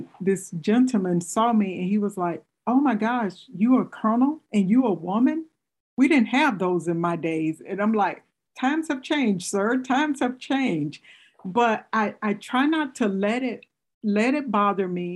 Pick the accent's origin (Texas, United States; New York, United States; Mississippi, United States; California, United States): Mississippi, United States; moved away as an adult; now in Michigan, United States; I'm originally from Mississippi too